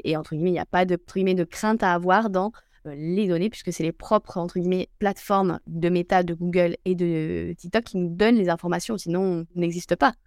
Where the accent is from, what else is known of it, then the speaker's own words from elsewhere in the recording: Brittany, France; moved away as an adult; also born or lived in Spain; je suis bretonne hein, de base